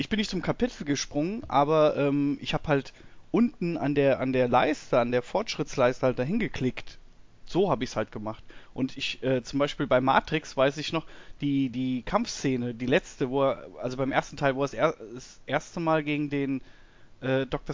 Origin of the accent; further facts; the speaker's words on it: near Münster, North Rhine-Westphalia, Germany; bei uns äh, ein Ort weiter war eine Videothek in Münster